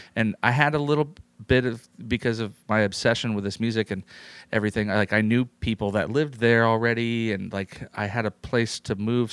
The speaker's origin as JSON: {"language": "English", "town": "San Jose", "region": "California", "country": "United States", "tie": "born or raised there", "also_born_or_lived": "New York City", "moved": "as an adult", "said": "I grew up in San Jose, California"}